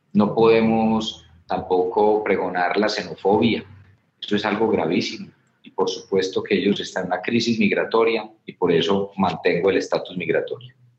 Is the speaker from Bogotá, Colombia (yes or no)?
no; Medellín, Antioquia, Colombia; Yo vengo de ser alcalde de Medellín. Eh, tuve cuatro años como alcalde entre el 2016 y el 2019, en mi ciudad.